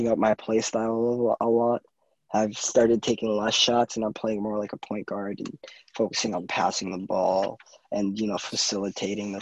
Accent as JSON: {"language": "English", "region": "New York", "country": "United States", "tie": "born or raised there", "said": "Born and raised in New York."}